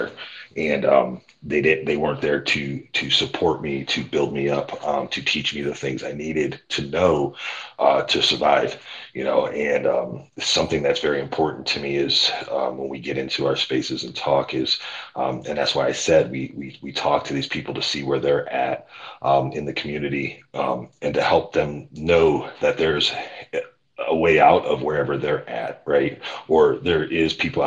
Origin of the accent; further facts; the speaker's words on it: Cleveland, Ohio, United States; I'm from Cleveland, Ohio.